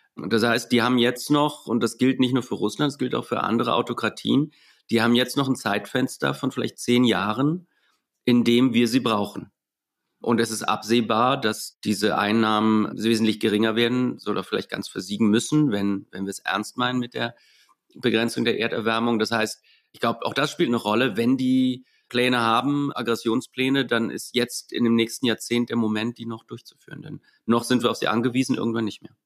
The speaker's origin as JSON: {"language": "German", "country": "Germany", "said": "als Deutsche"}